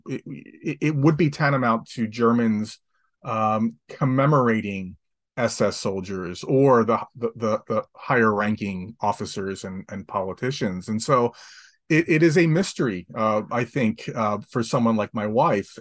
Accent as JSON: {"language": "English", "town": "Atlantic City", "region": "New Jersey", "country": "United States", "tie": "born or raised there", "said": "I grew up in Atlantic City, New Jersey, five blocks from the beach"}